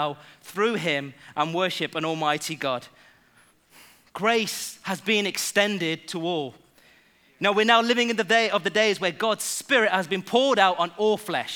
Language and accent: English; England, United Kingdom; I was born in England. Yes, so I am homegrown